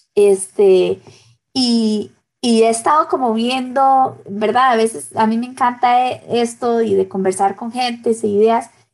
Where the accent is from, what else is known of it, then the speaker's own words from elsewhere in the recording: Costa Rica; en mi país